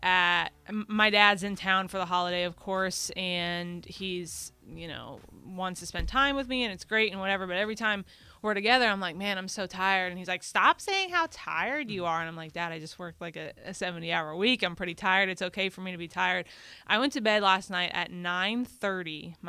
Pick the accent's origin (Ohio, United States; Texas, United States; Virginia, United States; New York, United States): Texas, United States; Dallas; now in New Orleans, United States; I grew up in Dallas.